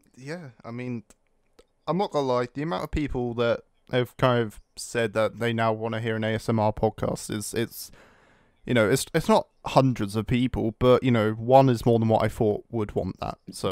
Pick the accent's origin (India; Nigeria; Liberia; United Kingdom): United Kingdom; I'm British